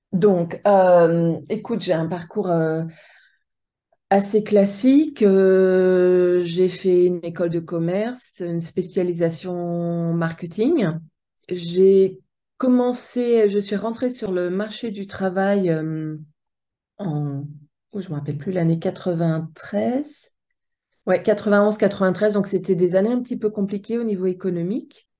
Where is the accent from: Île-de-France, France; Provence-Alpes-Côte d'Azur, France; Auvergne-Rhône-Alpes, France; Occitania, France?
Auvergne-Rhône-Alpes, France; Haute-Savoie; moved away as an adult; je viens de Haute-Savoie et j'ai évolué entre le lac Léman